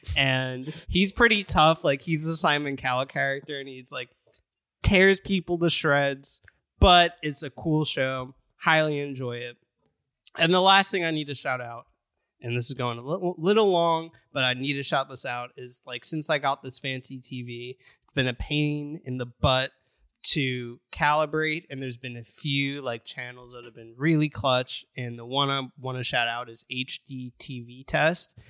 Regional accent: United States; As an American

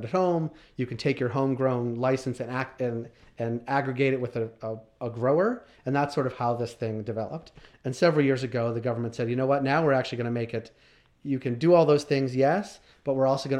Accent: Boston, Massachusetts, United States; moved away; also born or lived in Toronto; I'm from Boston

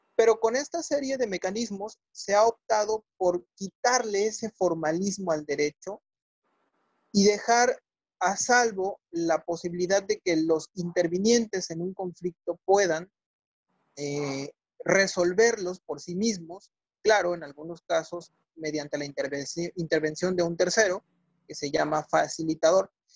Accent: Mexico; soy mexicano y soy abogado postulante

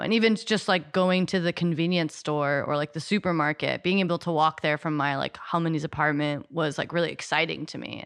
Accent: United States; growing up in America

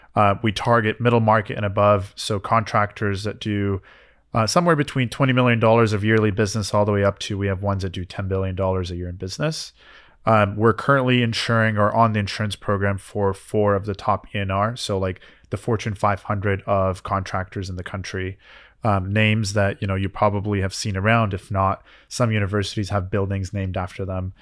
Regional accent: Canada; now in United States; I had to wait for my green card as a Canadian.

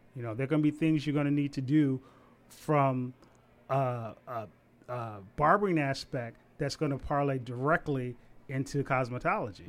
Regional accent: Savannah, Georgia, United States; moved away as an adult; also born or lived in Huntsville, Alabama; now in Washington, D.C., United States; I'm originally from Savannah, Georgia.

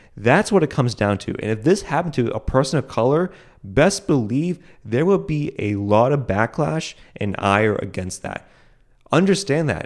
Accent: United States; I live in America, that I was able, that I was able to be born on the soil

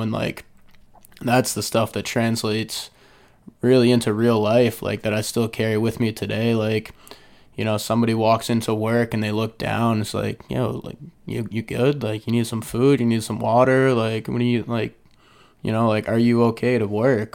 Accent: Falmouth, Massachusetts, United States; I was born and raised in Falmouth, Mass.

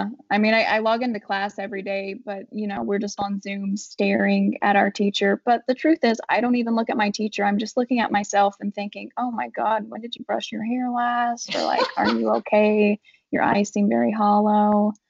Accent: Appalachia, United States; not just Appalachia, but I do believe that in smaller rural communities, what is easily overlooked in cities becomes unignorable in small towns.

